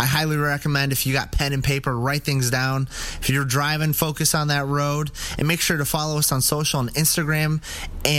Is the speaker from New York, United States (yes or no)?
yes; Buffalo, New York, United States; we're from Buffalo, New York